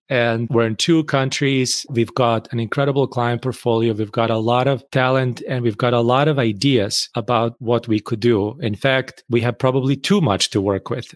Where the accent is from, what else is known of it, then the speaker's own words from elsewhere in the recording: Bosnia & Herzegovina; moved away as an adult; now in United States; I grew up in Bosnia